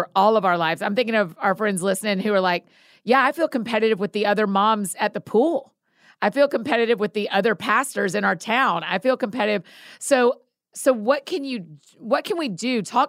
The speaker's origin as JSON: {"language": "English", "town": "Marietta", "region": "Georgia", "country": "United States", "tie": "born or raised there", "said": "I grew up in Marietta. That's where I'm from."}